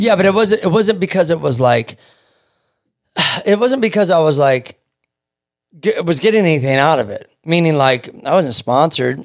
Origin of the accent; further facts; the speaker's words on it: Kansas City, Missouri, United States; moved away as an adult; now in California, United States; I'm from Kansas City, Missouri, born and raised, and I moved out here when I was twenty-seven.